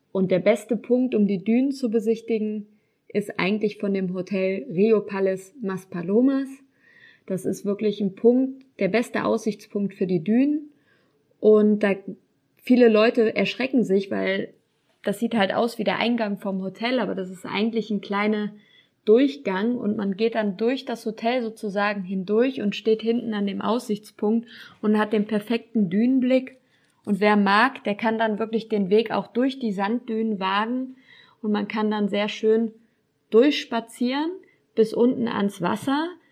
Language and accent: German; Cologne, North Rhine-Westphalia, Germany; moved away as an adult; also born or lived in Düsseldorf; now in Gran Canaria, Spain; Ich komme aber eigentlich aus Köln